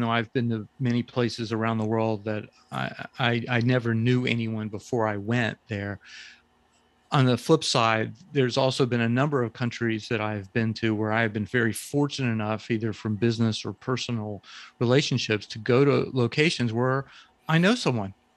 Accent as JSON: {"language": "English", "town": "Jacksonville", "region": "Florida", "country": "United States", "tie": "born or raised there", "said": "I grew up in Florida, in Jacksonville, Florida, which is the northeast part of the s, part of the state"}